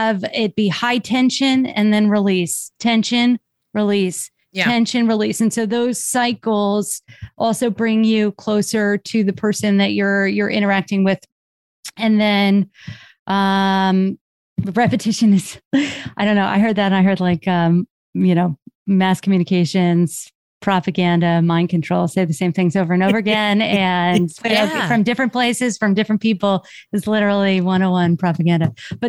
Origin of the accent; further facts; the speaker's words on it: Chicago, Illinois, United States; Well, even though you're not from Jersey, we're from Chicago.